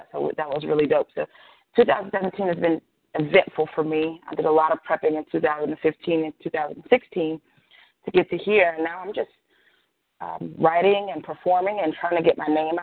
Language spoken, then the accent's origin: English; Mississippi, United States; I'm a Mississippi girl. I'm from the South, from the deep South. I was born and raised in the South. I still live in Mississippi